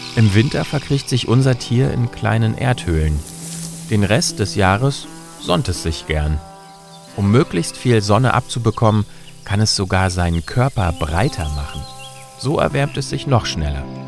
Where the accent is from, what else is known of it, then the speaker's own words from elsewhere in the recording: Germany; Bei uns in Deutschland